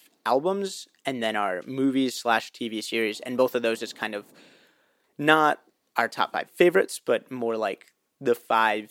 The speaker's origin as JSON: {"language": "English", "town": "Cleveland", "region": "Ohio", "country": "United States", "tie": "born or raised there", "said": "we're both from Cleveland. We were both born and raised here"}